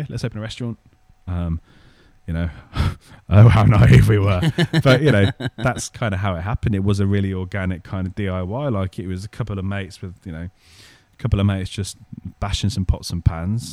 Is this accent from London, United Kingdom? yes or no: no; Birmingham, West Midlands, United Kingdom; growing up in Birmingham